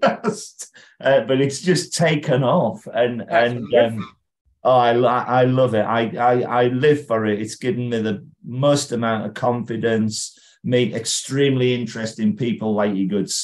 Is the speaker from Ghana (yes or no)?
no; Carlisle, North West England, United Kingdom; I was born in Carlisle